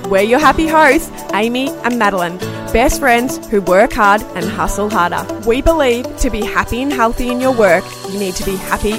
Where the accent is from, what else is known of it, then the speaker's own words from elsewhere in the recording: Melbourne, Victoria, Australia; We're from Melbourne